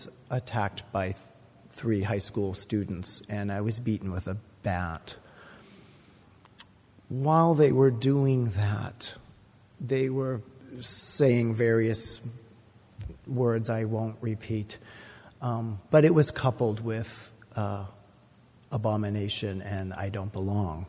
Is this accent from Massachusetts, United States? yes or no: yes; Boston, Massachusetts, United States; I grew up in the Conservative Baptist Church in Boston